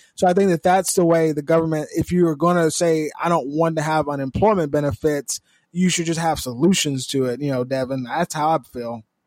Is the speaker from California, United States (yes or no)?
yes; California, United States; I'm from California